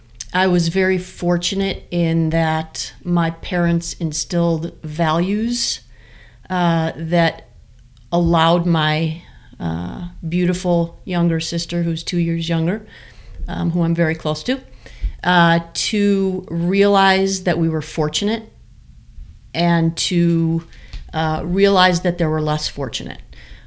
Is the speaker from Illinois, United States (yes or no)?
yes; Highland Park, Illinois, United States; also born or lived in Springfield, Illinois / Northbrook, Illinois; Actually, I was born and raised outside of Chicago.